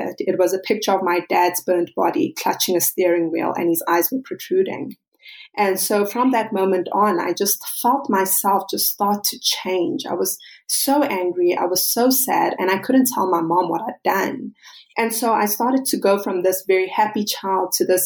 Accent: South Africa; I'm South African

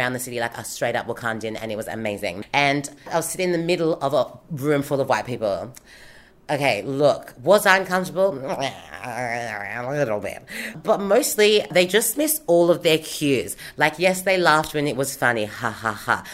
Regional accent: Sydney, New South Wales, Australia; I am from Haiti, born on the Eora Nation of the Gadigal people

